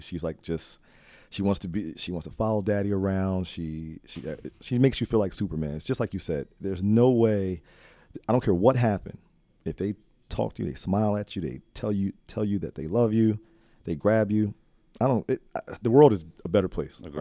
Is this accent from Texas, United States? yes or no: no; Trenton, New Jersey, United States; I grew up in Trenton